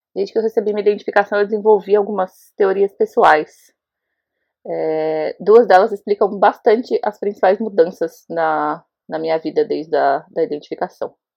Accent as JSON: {"language": "Portuguese", "town": "Osasco", "region": "São Paulo", "country": "Brazil", "moved": "yes", "lives_now": "Jericoacoara, Brazil", "said": "eu moro em Jericoacoara, no Ceará, mas eu sou de Osasco, São Paulo"}